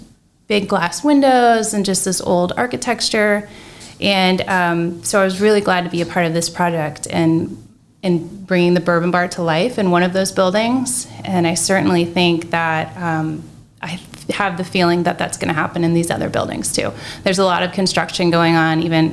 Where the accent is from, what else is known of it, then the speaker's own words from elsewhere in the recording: Florida, United States; now in Marion, United States; Growing up in Florida